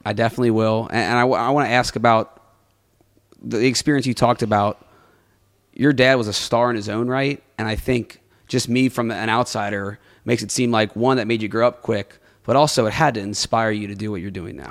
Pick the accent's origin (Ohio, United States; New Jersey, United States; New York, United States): Ohio, United States; Cincinnati; I'm from Cincinnati